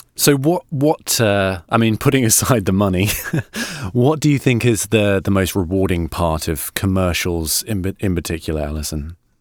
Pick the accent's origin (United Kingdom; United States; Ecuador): United Kingdom; I'm a Brit